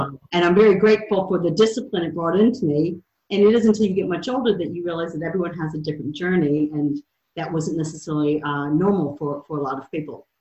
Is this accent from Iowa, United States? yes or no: no; outside Detroit, Michigan, United States; accent: American; moved away as an adult; also born or lived in Baton Rouge, Louisiana / St. Louis, Missouri; now in New Zealand; I was born outside Detroit, Michigan, and grew up there till I was 13, and then uh, spent my teenage years in Baton Rouge